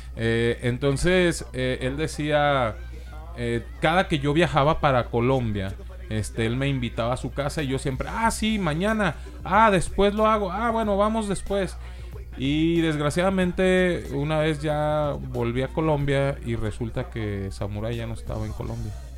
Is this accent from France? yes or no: no; Mexico; Los mismos mexicanos nos etiquetamos